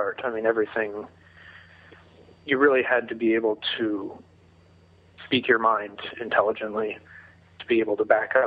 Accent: Indianapolis, Indiana, United States; moved away as an adult; now in Chicago, United States; I grew up in Indianapolis, the son of a lawyer and a school teacher

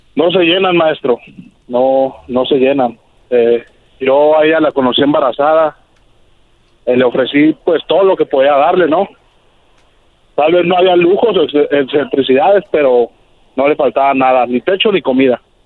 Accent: Mexico City, Mexico; also born or lived in California; now in Tijuana, Mexico; yo crecí en la Ciudad de México, me vine a California, de California me mudé a Tijuana

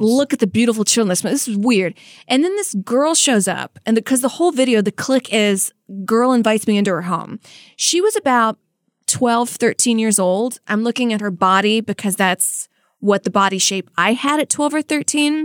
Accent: United States; I'm speaking as an American

